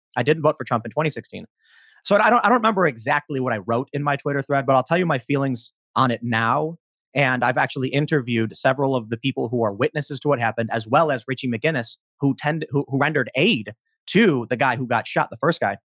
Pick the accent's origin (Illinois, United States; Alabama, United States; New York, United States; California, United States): Illinois, United States; Chicago; I'm from Chicago